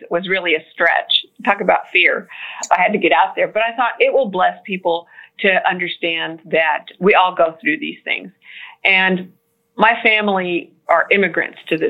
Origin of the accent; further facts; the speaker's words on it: California, United States; moved away as an adult; also born or lived in Florida / Washington, D.C.; now in Houston, United States; I was born in Florida and we moved to California when I was little, and California was all really I knew as a way of life